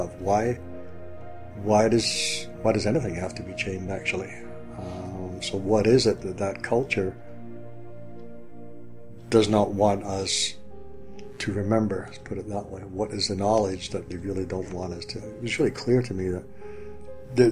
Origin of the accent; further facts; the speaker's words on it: Scotland, United Kingdom; accent: Scottish; I'm Scottish, so hopefully my Scottish accent doesn't come through too strongly